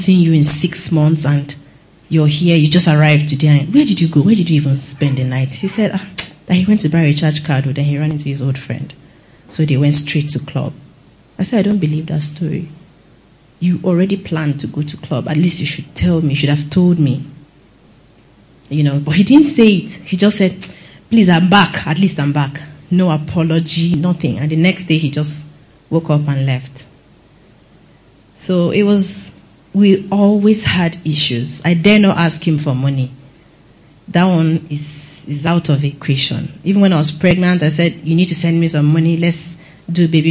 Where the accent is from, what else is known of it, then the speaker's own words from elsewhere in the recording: Benue, Nigeria; I'm from Benue